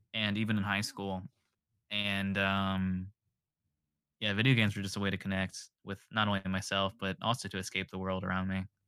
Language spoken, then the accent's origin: English; the South, United States; I'm from the South, so there's, like, the Baptist side